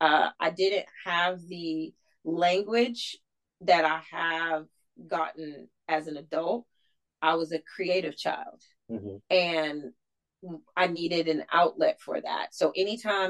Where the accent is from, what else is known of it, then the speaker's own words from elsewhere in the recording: Michigan, United States; moved away as an adult; now in Southern United States; I knew that I needed to get out of Michigan and I needed to get away from my family